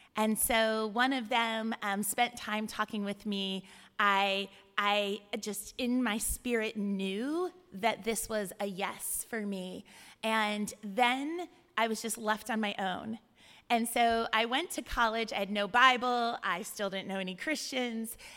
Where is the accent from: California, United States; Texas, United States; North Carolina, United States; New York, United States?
California, United States; moved away as an adult; also born or lived in Ohio; I'm from California